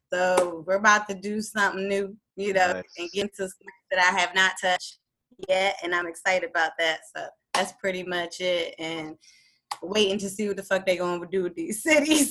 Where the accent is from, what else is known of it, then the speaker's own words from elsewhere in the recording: DMV area, United States; also born or lived in Hampton, Virginia; I was born in Hampton, Virginia and I was raised in the DMV area